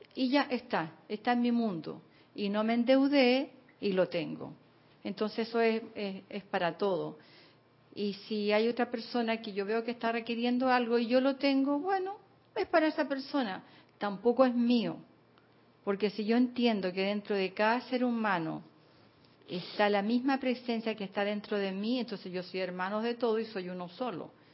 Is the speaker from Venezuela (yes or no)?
no; Chile; moved away as an adult; now in Panama; cuando yo me vine de Chile